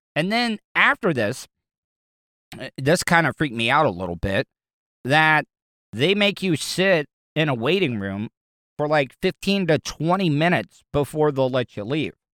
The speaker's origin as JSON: {"language": "English", "region": "the South", "country": "United States", "tie": "born or raised there", "said": "I grew up in the South all my life"}